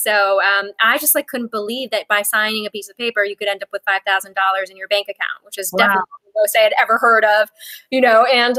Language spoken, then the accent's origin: English; Paris, Île-de-France, France; born there; So I was born in Paris, France. And then I actually spent most of my childhood abroad.